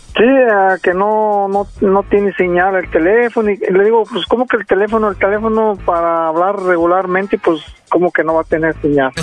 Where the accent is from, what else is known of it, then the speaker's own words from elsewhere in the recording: Jalisco, Mexico; moved away; yo soy de Jalisco, soy tu paisano.